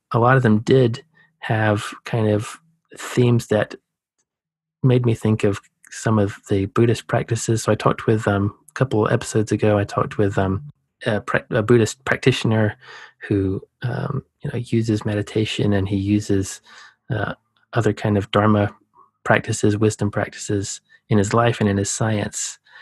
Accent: Savannah, Georgia, United States; I was born in Savannah. That's a coastal city

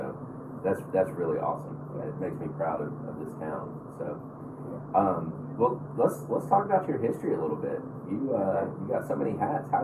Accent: Smyrna, Tennessee, United States; I grew up in Smyrna

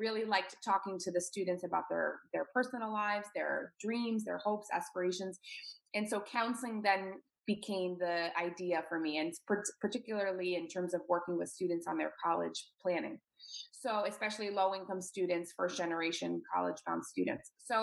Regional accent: Washington, District of Columbia, United States; moved away as an adult; also born or lived in New York; move away from my hometown in DC, in the Washington, DC area.

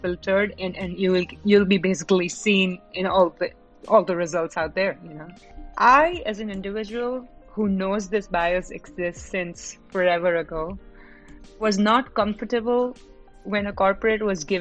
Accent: Mumbai, Maharashtra, India; moved away as an adult; now in Dallas, United States; I am currently in Dallas, Texas, but I'm originally a resident of Mumbai, India. Been here for about 6 years

